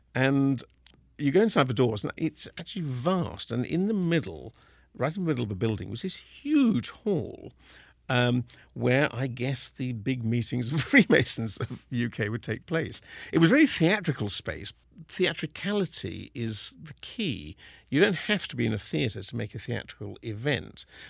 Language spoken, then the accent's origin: English; Kingston upon Thames, London, United Kingdom; moved away as an adult; now in Seattle, United States; I was born in Kingston-on-Thames in the same hospital as Simon Woods of the Seattle Symphony.